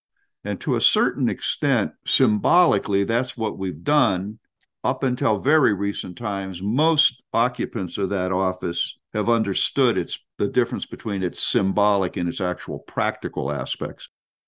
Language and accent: English; Canton, Ohio, United States; in my hometown of Canton, Ohio, there is a massive McKinley Monument.